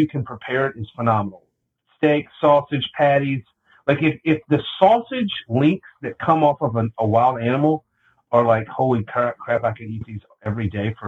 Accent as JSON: {"language": "English", "region": "the South", "country": "United States", "said": "I'm from the South"}